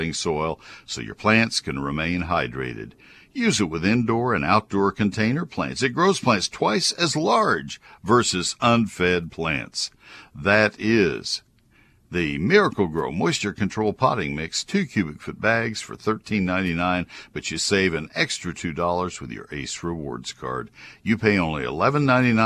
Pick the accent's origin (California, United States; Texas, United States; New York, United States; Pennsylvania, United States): Texas, United States; also born or lived in Ohio; I grew up in Texas. So I am a Texas guy through and through